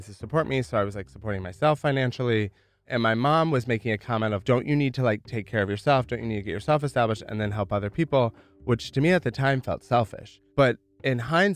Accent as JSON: {"language": "English", "region": "rural Michigan", "country": "United States", "tie": "born or raised there", "moved": "as an adult", "lives_now": "New York City, United States", "said": "Grew up in rural Michigan"}